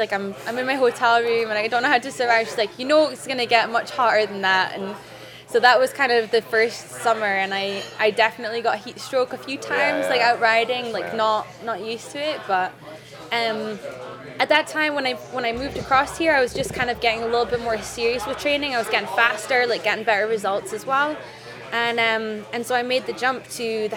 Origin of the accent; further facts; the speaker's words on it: Scotland, United Kingdom; moved away as an adult; now in Las Vegas, United States; I'm from Scotland. I moved to Las Vegas in 2012